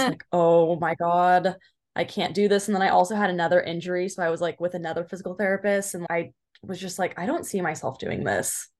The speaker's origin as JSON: {"language": "English", "area": "Orange County", "region": "California", "country": "United States", "lives_now": "Claremont, United States", "said": "I'm from Orange County"}